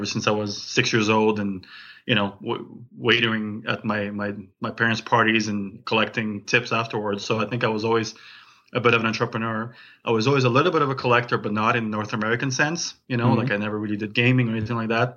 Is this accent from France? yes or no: yes; France; now in Calgary, Canada; I'm originally from France. I came to Canada 23 years ago